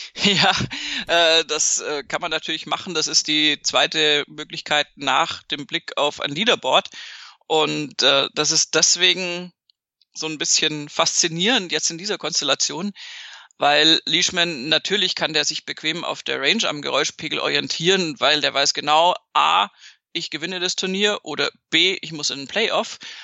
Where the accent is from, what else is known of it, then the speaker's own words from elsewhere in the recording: Bavaria, Germany; viel südlicher als da, wo ich herkomme, geht in Deutschland tatsächlich nicht